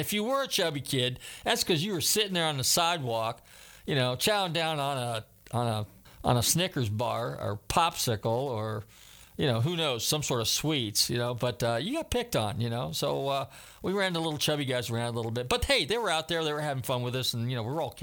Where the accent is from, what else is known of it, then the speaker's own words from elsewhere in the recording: Bay Area, Northern California, United States; now in Florida, United States; I grew up in Northern California